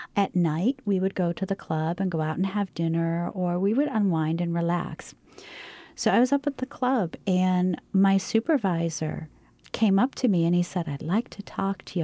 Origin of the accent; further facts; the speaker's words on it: Maine, United States; moved away as an adult; I came from Maine